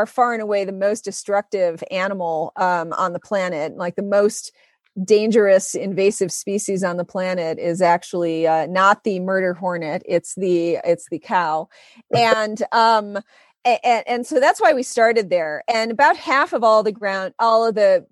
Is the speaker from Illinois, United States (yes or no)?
no; Grosse Pointe, Michigan, United States; also born or lived in Detroit; I'm from Detroit, as Mike knows, born in Detroit, grew up in Grosse Pointe